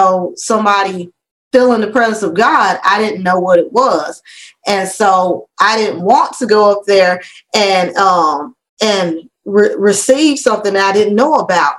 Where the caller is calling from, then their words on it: Canton, Georgia, United States; also born or lived in Minnesota; We're from Canton, Georgia.